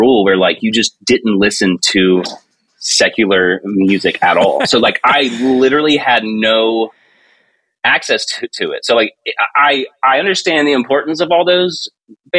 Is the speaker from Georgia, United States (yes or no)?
yes; Georgia, United States; I grew up in Georgia. And Lake Lanier Islands was this big water park thing